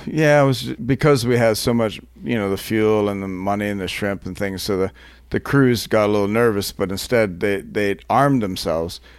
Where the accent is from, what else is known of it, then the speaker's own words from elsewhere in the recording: Canada; I'm not American, by the way, I'm Canadian